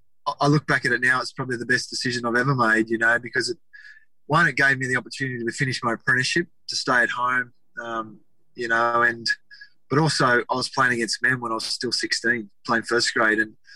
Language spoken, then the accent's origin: English; Forster, New South Wales, Australia; also born or lived in Dubbo, New South Wales / Melbourne; now in Brisbane, Australia; I grew up in Foster Tuncurry. I was born in Dubbo, but moved to Foster when I was a couple of years old.